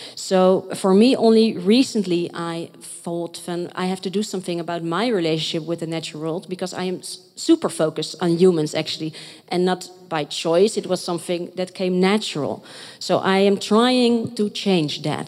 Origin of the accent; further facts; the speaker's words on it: Rotterdam, South Holland, Netherlands; I am from Rotterdam